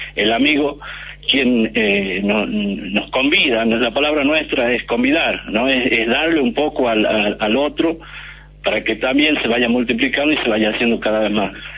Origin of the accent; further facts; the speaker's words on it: Catamarca, Argentina; yo vivo, vengo de Catamarca, vivo en el campo